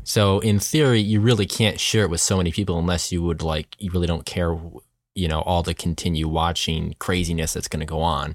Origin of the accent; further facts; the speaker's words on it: New York, United States; moved away; we're originally from New York